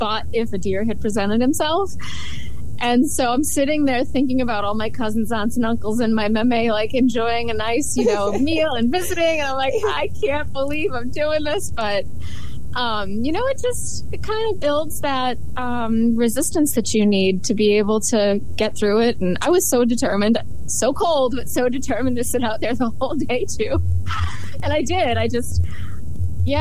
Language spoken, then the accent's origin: English; Central Massachusetts, United States; I'm from Central Massachusetts. I grew up in this area